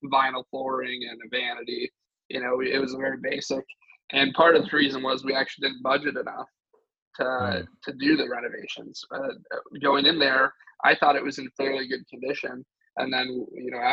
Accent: Michigan, United States; moved away as an adult; now in Austin, United States; I grew up in Michigan

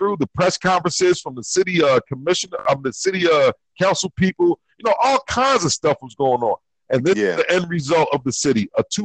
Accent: North Florida, United States; I'm from North Florida.

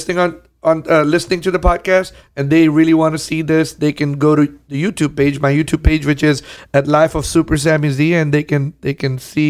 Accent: Houston, Texas, United States; You know, I grew up in Southwest in A-Leaf

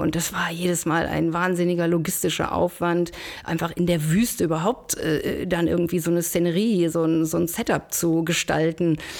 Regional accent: Schwerte, North Rhine-Westphalia, Germany; now in Bonn, Germany; bin aber gebürtige Schwerterin, Schwerte ähm, bei Dortmund

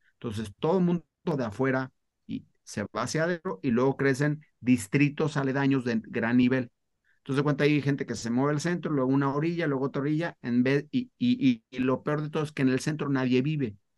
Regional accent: Mexico; also born or lived in Spain; nací en España, a los cinco años me fui, me vine, me vine a vivir a México

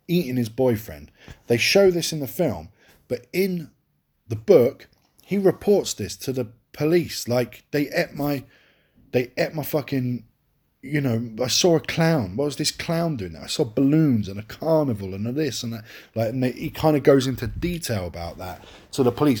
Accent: England, United Kingdom; I'm English.

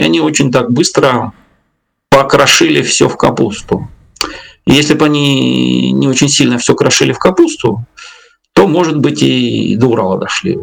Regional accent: Belarus; я белорус там в лето как-то по, по древу знаю там я пять своих поколений. У меня здесь деды, бабки

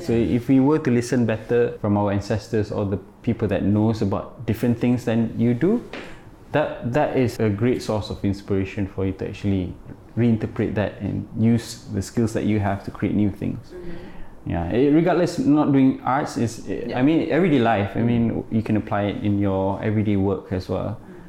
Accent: Malaysia; I'm Malaysian, you're Singaporean, you're Indonesian.

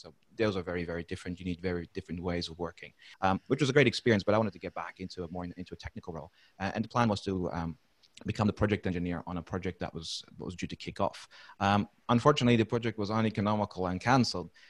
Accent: Netherlands; English is a second language; moved away as an adult; also born or lived in United Kingdom / Philippines / Middle East; now in Brisbane, Australia; I'm not a native uh, English speaker, so I actually grew up and, and originated from from the Netherlands.

